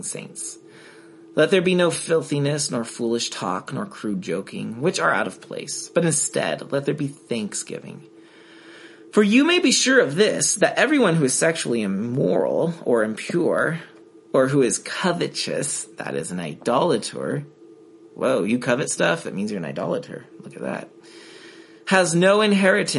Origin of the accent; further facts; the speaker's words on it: United States; I'm an American too